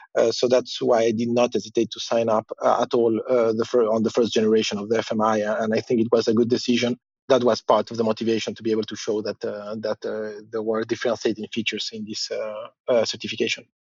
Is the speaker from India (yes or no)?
no; Chile; now in Luxembourg; I'm based in Luxembourg, but I'm originally from Chile